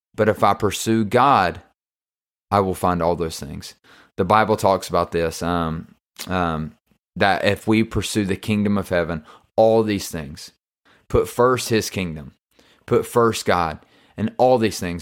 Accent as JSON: {"language": "English", "region": "the South", "country": "United States", "said": "I'm from the South"}